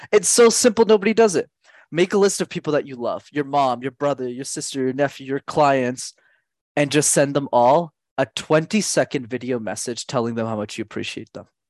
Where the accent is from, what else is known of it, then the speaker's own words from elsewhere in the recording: Montreal, Quebec, Canada; I grew up in Montreal